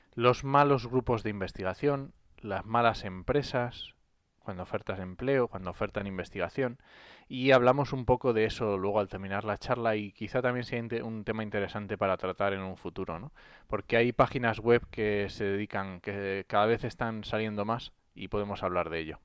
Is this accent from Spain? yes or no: yes; Asturias, Spain; yo soy asturiano